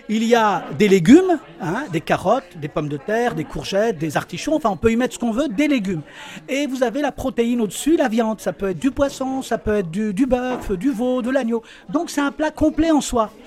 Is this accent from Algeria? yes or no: yes; Tlemcen, Tlemcen Province, Algeria; je suis originaire de Tlemcen